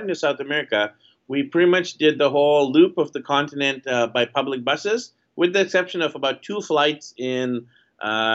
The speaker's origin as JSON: {"language": "English", "town": "Vancouver", "region": "British Columbia", "country": "Canada", "tie": "born or raised there", "moved": "as an adult", "said": "I'm from Vancouver, BC, Canada, and in my hometown, I was working in a traditional 9-to-5 job"}